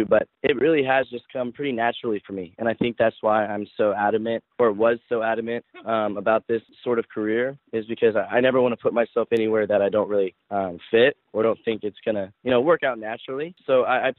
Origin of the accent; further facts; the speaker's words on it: the South, United States; now in Los Angeles, United States; I grew up in the South